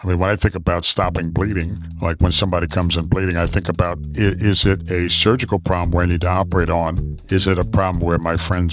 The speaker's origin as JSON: {"language": "English", "town": "New York City", "region": "New York", "country": "United States", "tie": "born or raised there", "said": "I'm originally from New York City. So I was raised and born and raised in Queens, New York"}